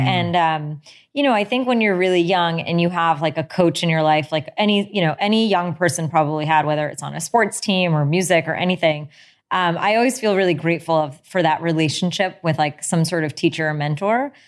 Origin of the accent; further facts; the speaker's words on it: United States; my parents immigrated here in the seventies. And I grew up in a town that actually didn't have many Indian people